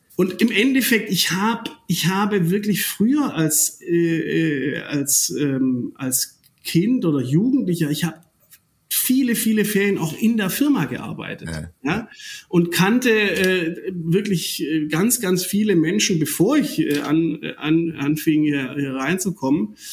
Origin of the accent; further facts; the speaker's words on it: Germany; wir als, als Deutsche